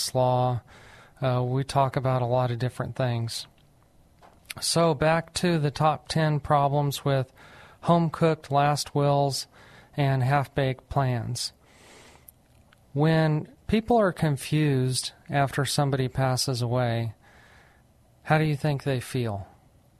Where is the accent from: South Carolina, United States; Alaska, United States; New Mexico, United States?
New Mexico, United States; moved away as an adult; now in San Antonio, United States; I'm actually from New Mexico, but I came to San Antonio, Texas to go to St. Mary's Law School